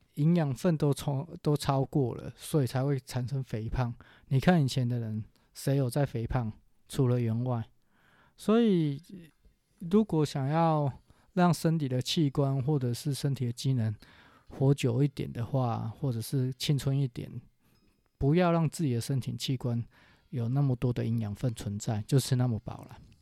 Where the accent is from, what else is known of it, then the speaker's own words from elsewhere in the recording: Taiwan; 我们台湾人台语有一句话叫做